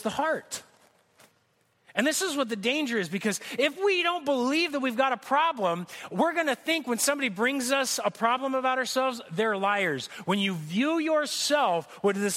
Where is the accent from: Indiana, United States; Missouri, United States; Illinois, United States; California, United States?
California, United States; Corona; I grew up here in Corona